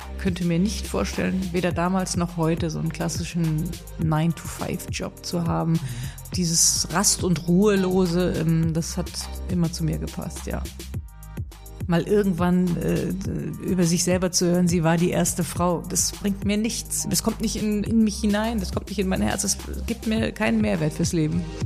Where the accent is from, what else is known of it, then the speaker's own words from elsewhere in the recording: Rhineland, Germany; ich als Rheinländerin